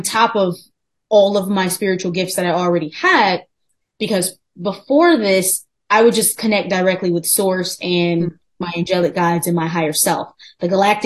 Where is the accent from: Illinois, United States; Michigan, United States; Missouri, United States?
Michigan, United States; Farmington Hills; moved away as an adult; also born or lived in New York City; I'm originally from Farmington Hills, Michigan, which is like 20 minutes outside of Detroit